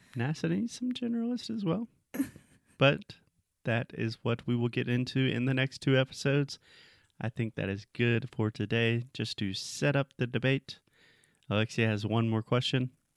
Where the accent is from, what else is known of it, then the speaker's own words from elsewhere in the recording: South Carolina, United States; my home state of South Carolina.